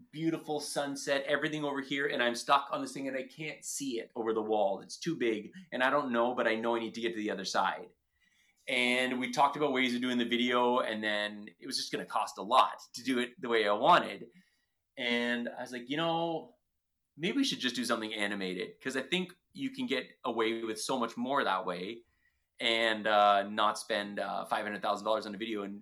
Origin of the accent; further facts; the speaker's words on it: Ontario, Canada; But you're from Ontario. I'm from Ontario. We get it.